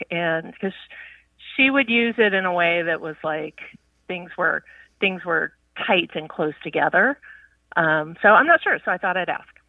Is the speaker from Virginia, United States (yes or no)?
yes; Virginia, United States; also born or lived in New York / California; now in Tucson, United States; I live in Arizona now, and I, you know, previous to that, I was in New York and in California, but I grew up in Virginia